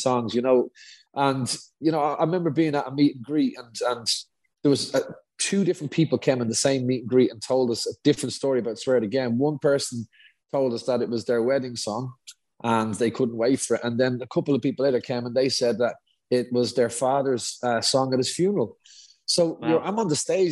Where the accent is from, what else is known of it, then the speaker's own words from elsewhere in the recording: Dublin, Leinster, Ireland; we're both from Dublin